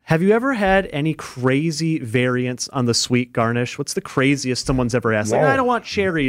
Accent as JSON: {"language": "English", "town": "Fond du Lac", "region": "Wisconsin", "country": "United States", "said": "I'm from Fond du Lac, where the Sports Nut famously has their giant Bloody Mary garnishes."}